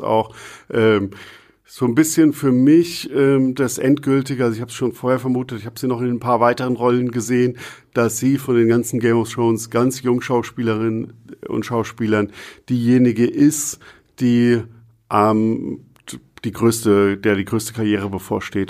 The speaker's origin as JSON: {"language": "German", "country": "Germany", "said": "als Deutscher"}